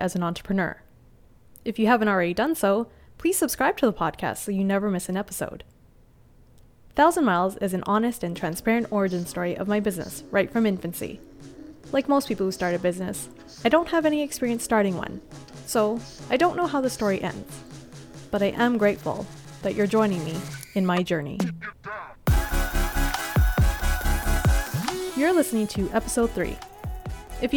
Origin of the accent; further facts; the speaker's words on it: Canada; they moved to Canada, which is where I was born.